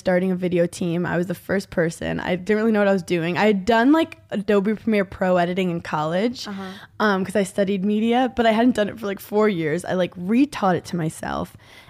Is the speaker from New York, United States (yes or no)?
yes; New York, United States; I grew up in New York.